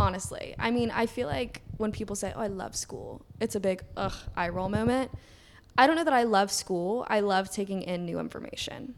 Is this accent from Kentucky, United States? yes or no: yes; Kentucky, United States; moved away as an adult; now in New York City, United States; I'm from Kentucky.